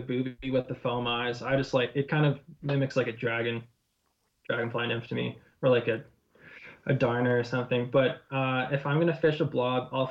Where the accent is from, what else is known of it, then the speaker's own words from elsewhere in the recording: Vernon, British Columbia, Canada; I grew up in Vernon